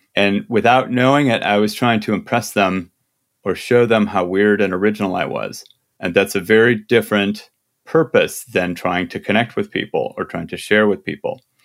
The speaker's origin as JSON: {"language": "English", "region": "Midwest", "country": "United States", "said": "I'm from the Midwest."}